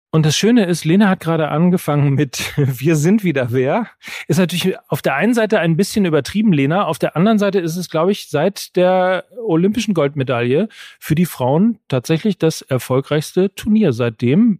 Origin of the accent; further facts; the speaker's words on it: North Rhine-Westphalia, Germany; ich bin ja aus Westfale